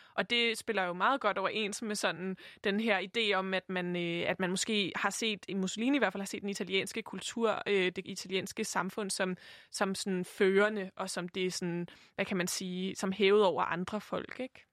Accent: Copenhagen, Capital Region of Denmark, Denmark; jeg er vokset op i København, jeg er vokset op i høj grad på Vesterbro

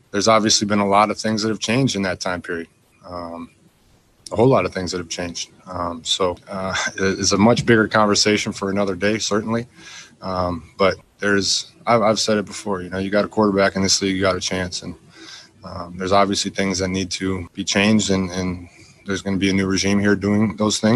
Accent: Wisconsin, United States; now in Texas, United States; I'm from Wisconsin

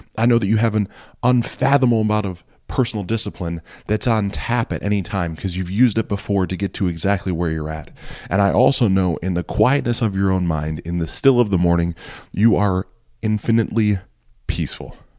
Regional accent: Ohio, United States; I grew up in Ohio. I've always lived in Ohio

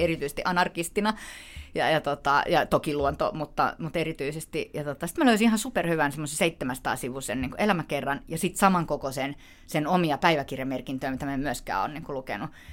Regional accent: Helsinki, Uusimaa, Finland; mä oon helsinkiläinen

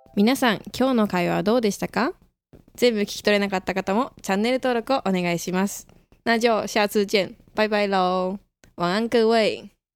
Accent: Tokyo, Japan; moved away as an adult; now in Taiwan; 東京から来た

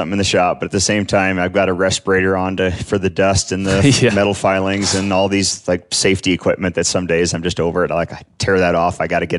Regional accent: Ennis, Montana, United States; I grew up over in Ennis, Montana, in the Madison Valley. Grew up fly fishing the Madison River and hunting the mountains around there

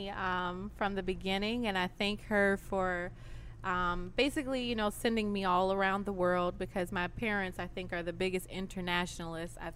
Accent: Chicago, Illinois, United States; now in New Orleans, United States; I grew up in Chicago. Um, I grew up in South Side of Chicago, South Chicago, and all my friends were African American and Latin American.

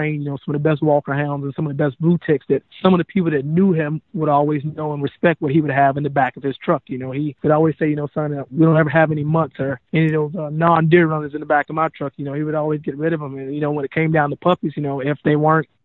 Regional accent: Hilliard, Florida, United States; moved away as an adult; now in Minnesota, United States; growing up in North Florida, our city that I grew up in is called Hilliard, Florida

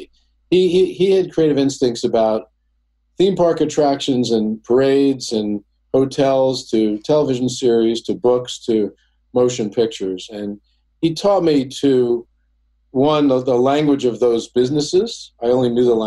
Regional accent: Oceanside, New York, United States; also born or lived in Brooklyn, New York; I grew up in a town called Oceanside

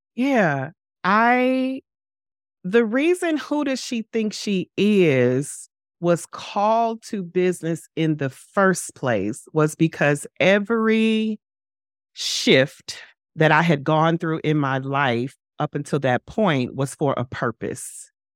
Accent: St. Louis, Missouri, United States; moved away as an adult; now in New York, United States; I relocated from my hometown, from Saint Louis to New York in twenty twenty-one

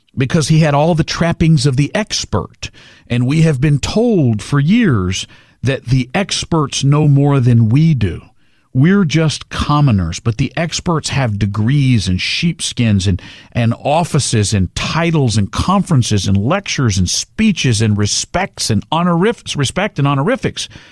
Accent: Orange, Texas, United States; I grew up in Southeast Texas

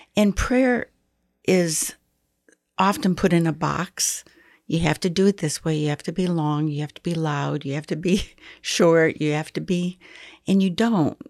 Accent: Michigan, United States; now in Texas, United States; I was raised in Michigan

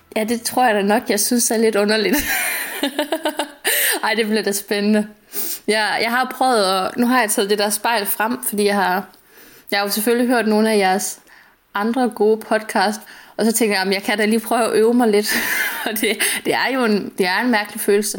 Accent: Langeland, Southern Denmark, Denmark; moved away as an adult; also born or lived in London / southern Spain; now in Spain; aldrig nogensinde havde været andre steder end hjemme i Langeå i, i Danmark

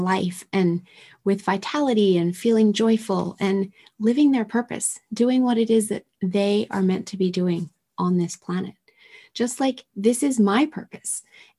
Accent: Tokyo, Japan; And I was raised in Tokyo in the 70s with toxins spewing out of manufacturing plants all over the city that I was exposed to.

